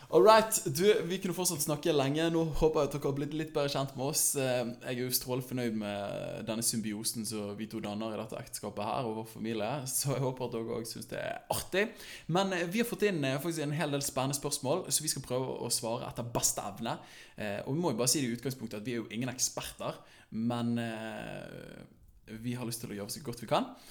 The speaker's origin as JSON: {"language": "Norwegian", "town": "Bergen", "region": "Vestland", "country": "Norway", "tie": "born or raised there"}